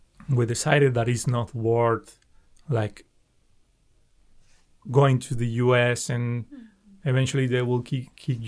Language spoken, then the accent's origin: English; Mexico; moved away as an adult; also born or lived in San Francisco; now in Vancouver, Canada; me coming from Mexico